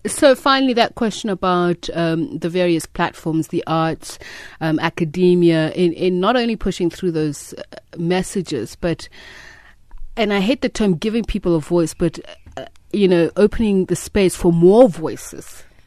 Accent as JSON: {"language": "English", "country": "South Africa", "said": "as a South African woman"}